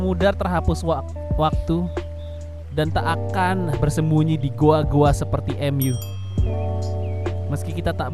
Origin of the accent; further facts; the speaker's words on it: Padang, West Sumatra, Indonesia; Aku orang Padang.